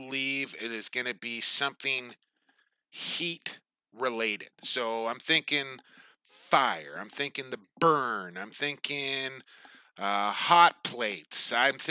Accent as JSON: {"language": "English", "town": "Coquitlam", "region": "British Columbia", "country": "Canada", "tie": "born or raised there", "said": "located in my hometown of Coquitlam, British Columbia"}